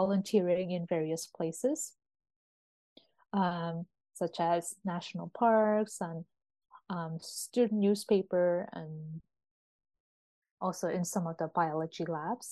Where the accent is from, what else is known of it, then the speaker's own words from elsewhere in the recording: Berlin, Germany; moved away; also born or lived in Seoul, South Korea; I was born in Berlin. And so I grew up reading a lot of German children's literature